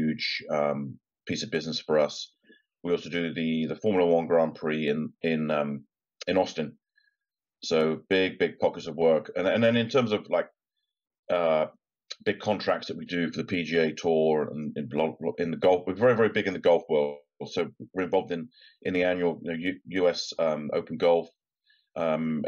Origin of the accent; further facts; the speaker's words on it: Newbury, South East England, United Kingdom; my hometown of Newbury in Berkshire